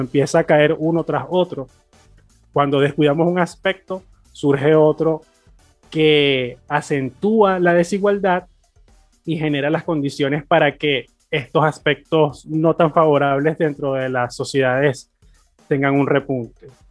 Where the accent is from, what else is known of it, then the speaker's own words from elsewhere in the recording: Venezuela; siendo venezolano